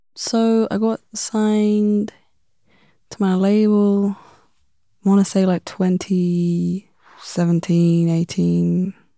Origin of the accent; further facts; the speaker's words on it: London, United Kingdom; growing up in London